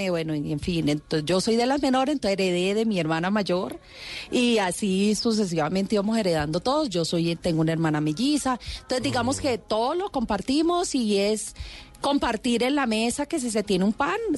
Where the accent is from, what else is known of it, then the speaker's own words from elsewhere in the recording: Quibdó, Chocó, Colombia; moved away; chocuana, negra, representativa